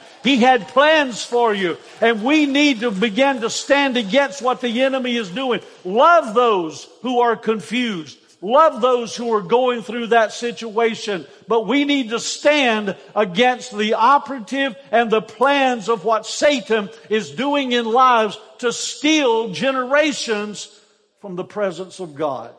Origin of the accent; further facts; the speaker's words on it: Easley, South Carolina, United States; I grew up in Easley, South Carolina